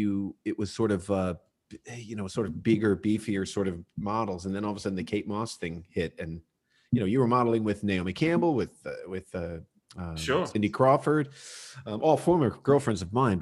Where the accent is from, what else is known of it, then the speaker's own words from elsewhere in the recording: Ireland; Well, I'm Irish.